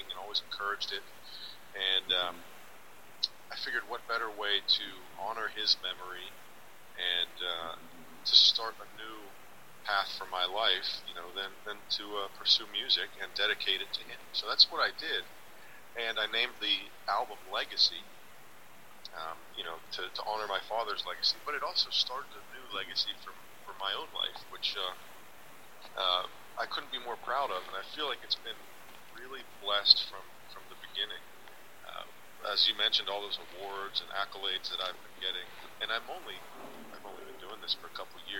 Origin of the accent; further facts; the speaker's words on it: Pittsburgh, Pennsylvania, United States; also born or lived in Los Angeles; I moved back from Los Angeles to Pittsburgh, my hometown